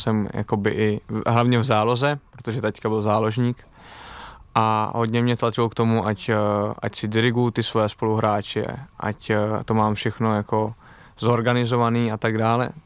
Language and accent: Czech; Czechia; now in Italy; Vždycky rád jezdím domů sem do Čech na Vánoce